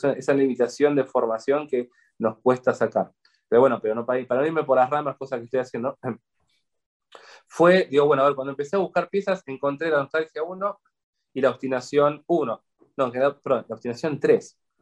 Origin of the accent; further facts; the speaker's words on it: Buenos Aires, Argentina; como buen porteño